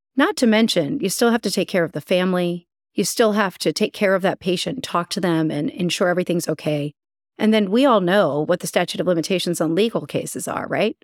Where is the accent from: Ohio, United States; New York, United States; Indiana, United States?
Ohio, United States; Columbus; moved away as an adult; also born or lived in Cleveland, Ohio / St. Louis, Missouri / Orlando, Florida / Utah; now in Chicago, United States; I'm from Ohio. I'm an Ohioan. I grew up in Columbus.